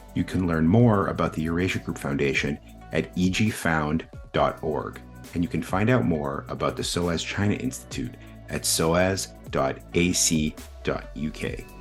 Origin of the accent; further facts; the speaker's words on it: Canada; now in Washington, D.C., United States; I was born in Canada